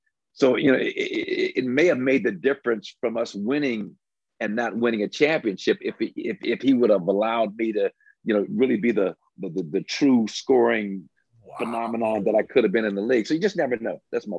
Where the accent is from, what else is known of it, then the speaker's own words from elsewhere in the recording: Los Angeles, California, United States; moved away as an adult; also born or lived in Milwaukee, Wisconsin; I grew up in Los Angeles, man, in the 60s.